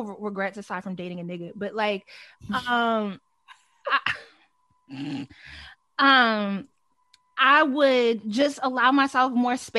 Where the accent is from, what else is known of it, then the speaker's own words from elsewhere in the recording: Delaware, United States; I grew up in Delaware